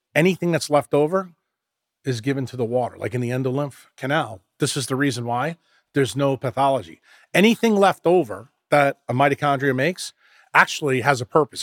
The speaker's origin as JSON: {"language": "English", "region": "New York", "country": "United States", "tie": "born or raised there", "said": "when you and I grew up in New York"}